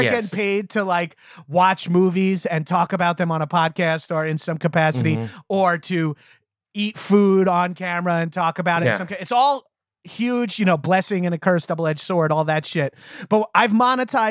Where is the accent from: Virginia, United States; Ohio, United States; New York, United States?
New York, United States; Long Island; moved away as an adult; now in Los Angeles, United States; I had great jobs growing up on Long Island